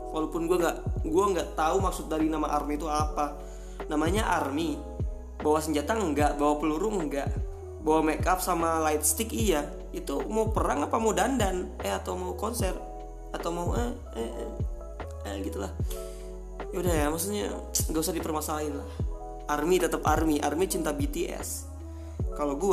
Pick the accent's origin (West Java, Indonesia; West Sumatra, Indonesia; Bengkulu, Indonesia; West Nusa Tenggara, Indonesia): West Sumatra, Indonesia; Nama daerahnya Bukit Tinggi. Jadi gue itu putra Minang asli, tapi blasteran Jawa Tengah.